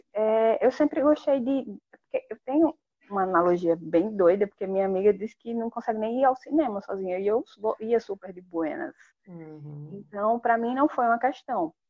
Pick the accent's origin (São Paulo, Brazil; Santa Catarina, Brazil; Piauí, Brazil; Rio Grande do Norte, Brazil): Rio Grande do Norte, Brazil; Natal; nascida, criada e vivendo em Natal, Rio Grande do Norte